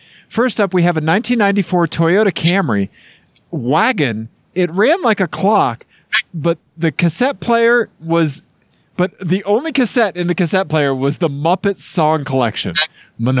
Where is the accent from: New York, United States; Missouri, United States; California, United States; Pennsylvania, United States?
Missouri, United States; accent: Missouri; my Missouri accent